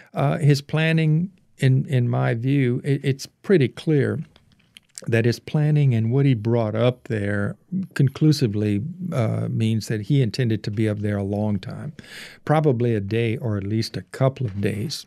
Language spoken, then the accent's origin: English; Cajun Louisiana, United States; I was, uh, uh, nine years old, growing up in Cajun, Louisiana.